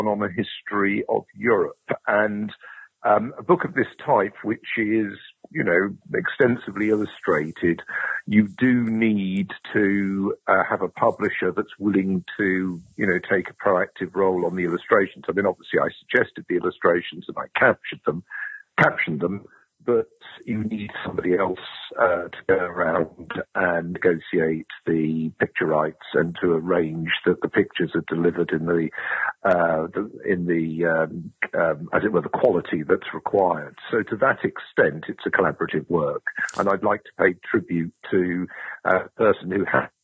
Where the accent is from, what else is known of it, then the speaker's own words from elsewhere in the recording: London, United Kingdom; moved away as an adult; also born or lived in Durham / Newcastle / Exeter; I'm a Londoner